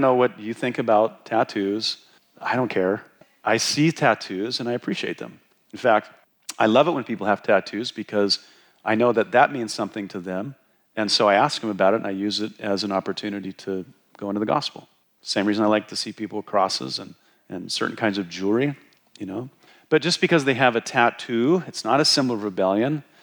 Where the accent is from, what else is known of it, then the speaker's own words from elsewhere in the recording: Wyoming, United States; moved away; when I was growing up in Wyoming